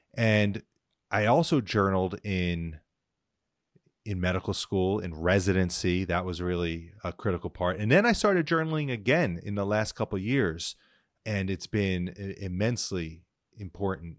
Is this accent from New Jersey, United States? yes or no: yes; New Jersey, United States; I grew up in New Jersey, um, pretty middle, solid middle class